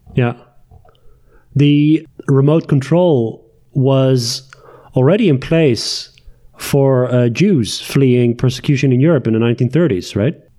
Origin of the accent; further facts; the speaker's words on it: Tehran, Tehran Province, Iran; moved away; also born or lived in Netherlands; my Iranian nationality is uh, is there because I was born in Tehran.